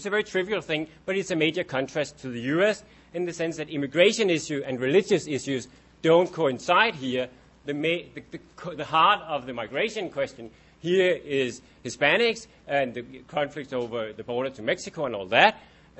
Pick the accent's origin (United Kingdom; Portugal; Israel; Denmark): Denmark; English is a second language; Usually I kind of at least implicitly have to apologize for being Dane when I speak in any IR audience